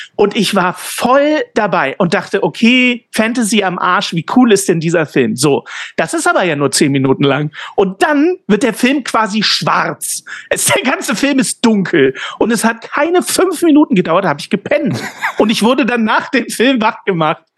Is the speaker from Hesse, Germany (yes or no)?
no; Ulm, Baden-Württemberg, Germany; moved away; meine Heimat Ulm